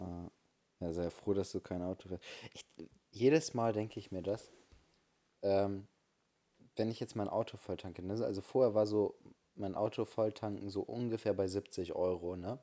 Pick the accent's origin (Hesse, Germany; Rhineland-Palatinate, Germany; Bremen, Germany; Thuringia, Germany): Bremen, Germany; bei uns in Bremen